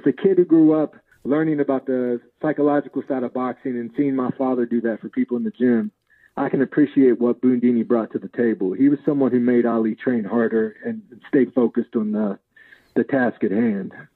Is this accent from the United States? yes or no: yes; West Virginia, United States; we grew up in West Virginia